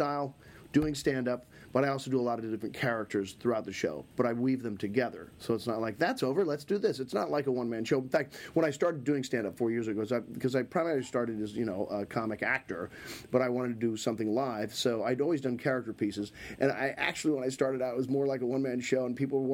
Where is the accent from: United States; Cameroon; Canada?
United States; Missouri; I'm from Missouri